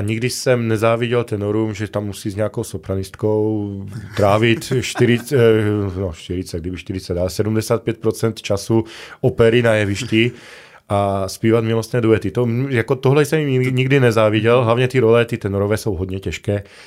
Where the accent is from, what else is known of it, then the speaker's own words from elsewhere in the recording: Lipany, Prešov Region, Slovakia; Czech is a second language; moved away as an adult; also born or lived in Košice; now in Ostrava, Czech Republic; Jsem narozený na východním Slovensku, v malém městečku Lipany, má, hm, zhruba třicet kilometrů od Prešova, ale studoval jsem pak posléze v Košicích